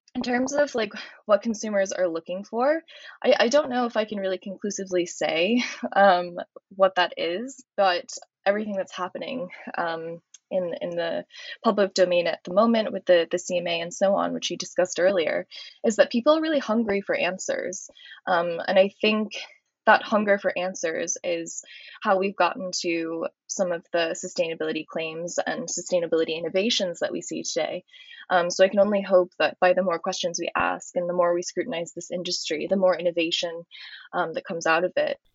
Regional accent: United States; I'm American

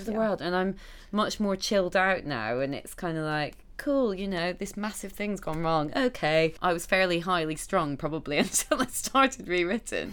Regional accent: Scotland, United Kingdom; now in London, United Kingdom; I grew up in Scotland, and all mm-hmm. my family are up there

